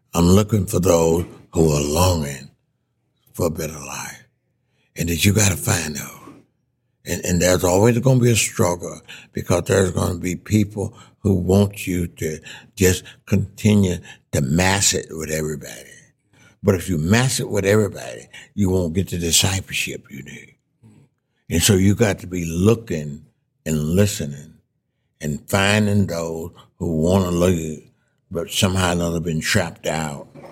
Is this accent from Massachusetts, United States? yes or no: no; Mississippi, United States; moved away as an adult; I came back to Mississippi then in 1960